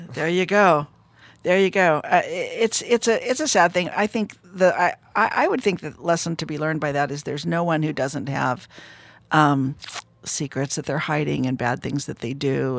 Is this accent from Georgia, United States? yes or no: no; Fresno, California, United States; I'm from Fresno, California.